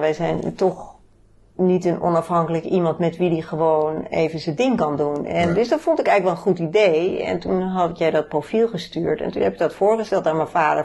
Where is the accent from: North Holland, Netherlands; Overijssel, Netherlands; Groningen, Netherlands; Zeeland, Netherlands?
North Holland, Netherlands; Bennebroek; oorspronkelijke geboren en getogen in Bennebroek